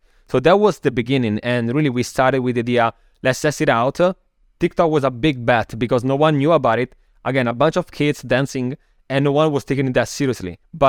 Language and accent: English; Milan, Lombardy, Italy; English is a second language; moved away as an adult; also born or lived in Copenhagen, Denmark; now in New York, United States; So I'm originally from Milano, Italy, as people can hear from my accent. After like living there for a long time, when I was around, what was it, maybe 23 or something like that, then I moved to Copenhagen in Denmark, so in Scandinavia, where I studied my master's